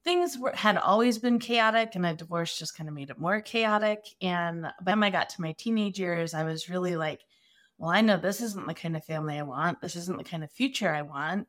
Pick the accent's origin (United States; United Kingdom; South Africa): United States; Arizona; I am from Arizona. I'm an Arizona native.